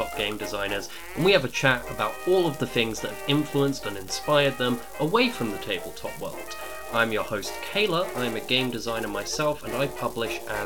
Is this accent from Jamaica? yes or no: no; Essex, East of England, United Kingdom; also born or lived in Chester / Midlands; I also moved from where I moved to in the Midlands to Essex when I was 8